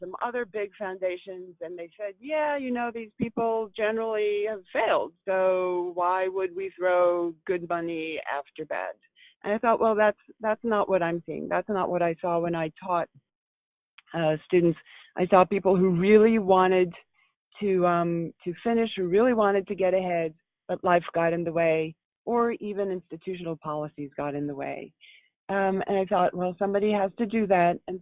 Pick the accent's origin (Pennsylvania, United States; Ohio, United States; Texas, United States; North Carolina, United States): Pennsylvania, United States; Philadelphia; my hometown of Philadelphia